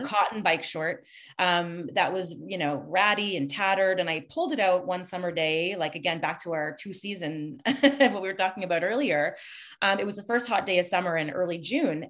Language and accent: English; Montreal, Quebec, Canada; now in Toronto, Canada; I'm from Montreal. I mean, I've been living in Toronto